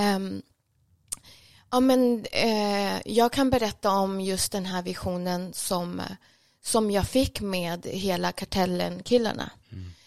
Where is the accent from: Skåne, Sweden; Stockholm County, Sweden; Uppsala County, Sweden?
Stockholm County, Sweden; Stockholm; also born or lived in Jordbro; född och uppvuxen här i Stockholm